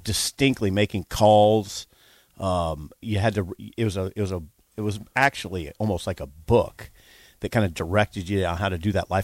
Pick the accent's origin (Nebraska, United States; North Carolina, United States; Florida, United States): Nebraska, United States; Columbus; moved away as an adult; now in Lincoln, United States; I was from Columbus